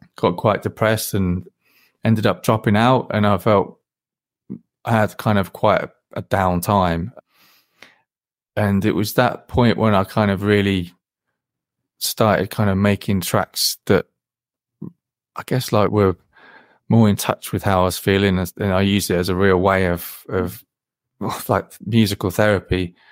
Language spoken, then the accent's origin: English; Wellingborough, East Midlands, United Kingdom; I grew, I grew, grew up in a, well, a small village near a town near Wellingborough